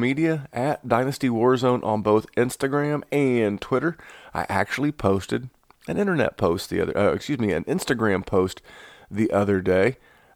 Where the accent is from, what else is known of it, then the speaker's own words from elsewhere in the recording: the South, United States; accent: southern; my southern accent.